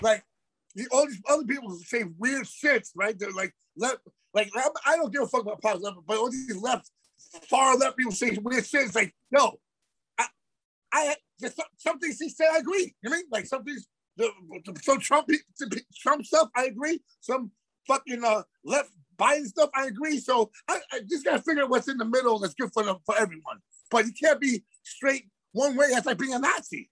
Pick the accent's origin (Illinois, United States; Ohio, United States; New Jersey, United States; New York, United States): New York, United States; New York City; I, am from Queens